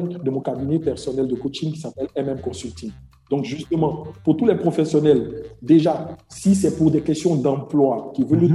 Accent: Côte d’Ivoire; je suis ivoirien et je vis en Côte d'Ivoire

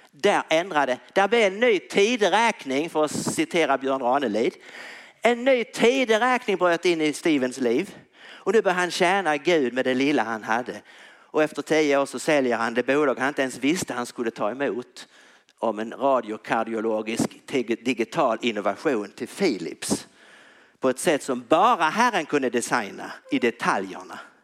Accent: Tyringe, Skåne, Sweden; jag spelat hockey när jag var liten i Tyringe

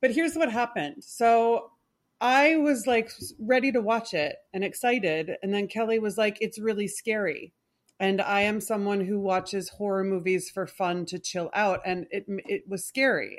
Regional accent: Canada; I, I am Canadian

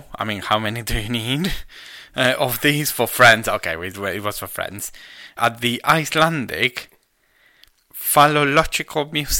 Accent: Argentina; now in United Kingdom; I'm Argentinian.

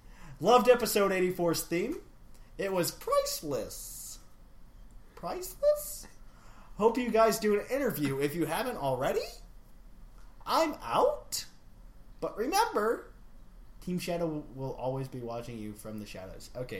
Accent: Australia; now in United States; I think you should know I am from Australia.

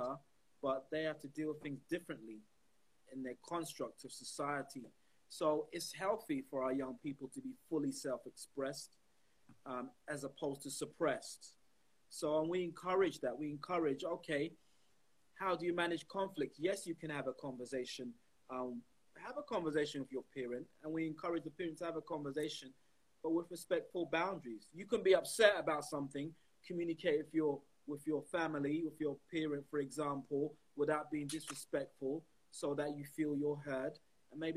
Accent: London, United Kingdom; I grew up in around Brixton

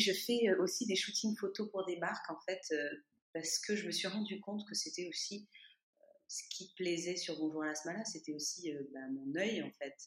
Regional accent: France; moved away as an adult; now in Toulouse, France; je suis française, mais j'étais partie pendant huit ans

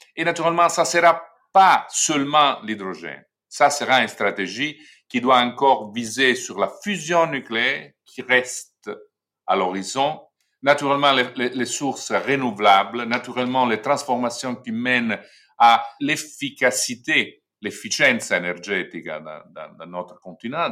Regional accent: Italy; chez nous en Italie

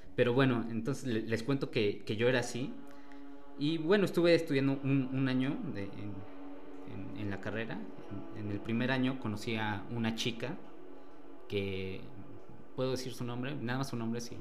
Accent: Calpulalpan, Tlaxcala, Mexico; Vengo del municipio de Calpulalpa, en el estado de Tlaxcala

